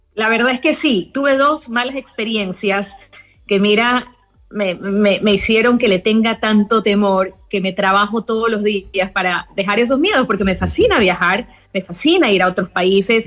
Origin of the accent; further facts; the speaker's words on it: Ecuador; moved away as an adult; now in Thailand; yo como buena ecuatoriana pues tuve todas las tradiciones